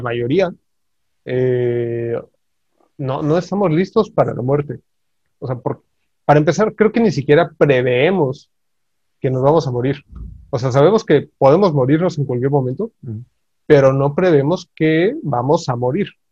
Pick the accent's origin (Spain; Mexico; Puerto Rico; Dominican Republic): Mexico; nosotros como mexicanos